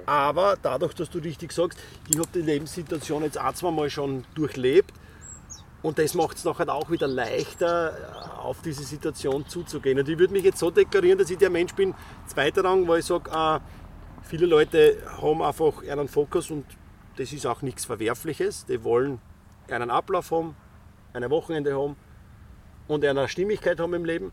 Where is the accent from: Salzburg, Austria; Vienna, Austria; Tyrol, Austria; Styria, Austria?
Styria, Austria; Ich bin Steirer